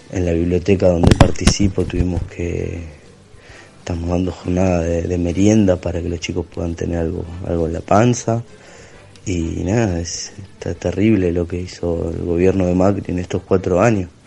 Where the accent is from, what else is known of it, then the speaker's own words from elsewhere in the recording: Gerli, Buenos Aires Province, Argentina; soy de Herli, Avellaneda.